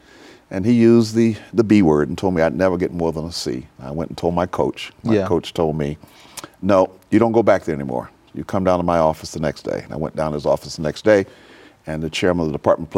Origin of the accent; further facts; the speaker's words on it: Winston-Salem, North Carolina, United States; also born or lived in Mount Airy, North Carolina / Salisbury, North Carolina; And so I grew up in Winston-Salem, North Carolina, and played ball, and went to school and all that sort of stuff. I'm a son of the South. I'm very proud of it.